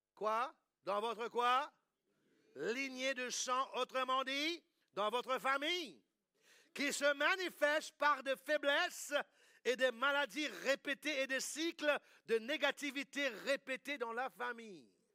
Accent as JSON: {"language": "French", "region": "England", "country": "United Kingdom", "tie": "born or raised there", "also_born_or_lived": "United States", "moved": "yes", "said": "Quand j'étais petit, moi j'ai grandi en Angleterre"}